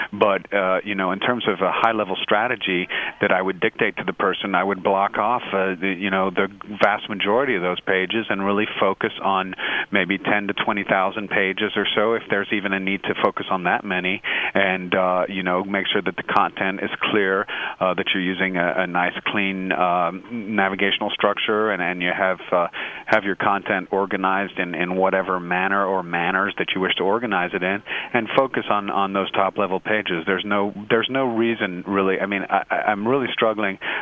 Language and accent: English; United States; as an American